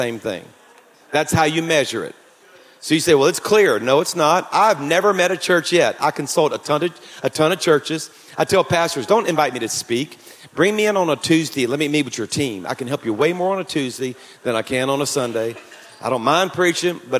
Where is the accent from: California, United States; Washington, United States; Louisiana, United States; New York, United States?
Louisiana, United States; I'm from Louisiana